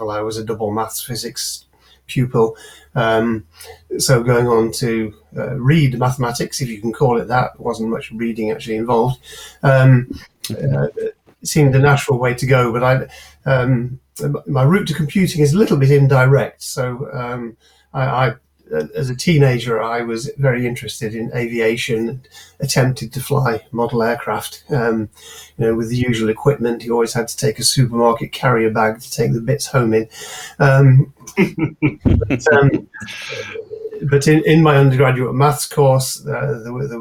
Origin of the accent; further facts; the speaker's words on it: Manchester, North West England, United Kingdom; also born or lived in Cambridge; I was born and brought up in South Manchester, or north edge of Cheshire, that's in Manchester suburbs